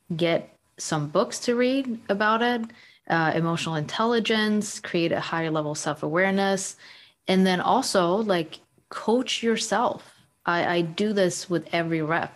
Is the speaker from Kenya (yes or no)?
no; Sweden; moved away as an adult; also born or lived in United States; now in London, United Kingdom; So I grew up in Sweden. I was born and raised in Sweden